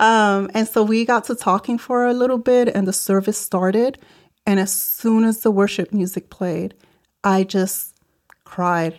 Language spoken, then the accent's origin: English; New York City, New York, United States; also born or lived in Puerto Rico; I grew up in the South Bronx in New York City